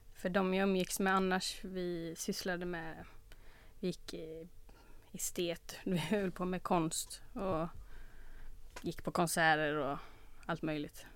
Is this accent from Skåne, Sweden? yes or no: no; Olofstorp, Västra Götaland, Sweden; Jag växte upp eh, lite utanför Göteborg I en, ett litet ställe som heter Olofstorp